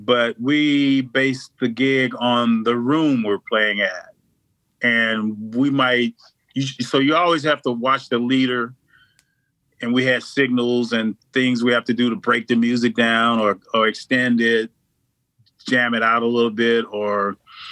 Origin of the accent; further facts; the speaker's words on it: Kissimmee, Florida, United States; moved away as an adult; also born or lived in Chicago; I moved to Chicago from Kissimmee, Florida, from where I grew up after I got out of the military.